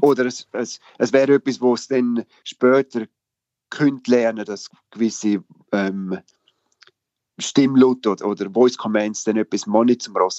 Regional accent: Switzerland; moved away as an adult; now in England; als Schweizer

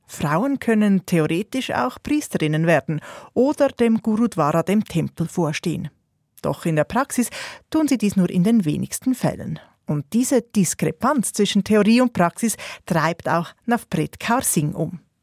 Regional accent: Switzerland; bei uns in der Schweiz

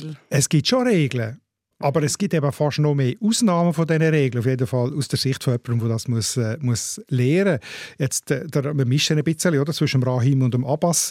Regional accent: Switzerland; Die Sprachsituation da bei uns in der Schweiz

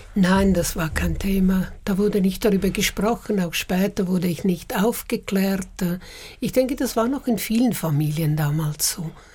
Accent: Uster, Zurich, Switzerland; moved away as an adult; also born or lived in Paris; Ich bin ja von Uster gekommen, einem kleinen Dorf

